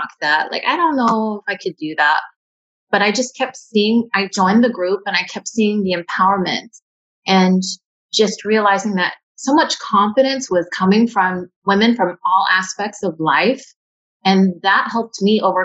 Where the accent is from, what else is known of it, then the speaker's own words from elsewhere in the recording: Maryville, Tennessee, United States; moved away as an adult; also born or lived in American Samoa / Washington, D.C.; now in Hawaii, United States; I was born in American Samoa and adopted. My family was from East Tennessee, a small town called Maryville, Tennessee. And I grew up my whole life in Tennessee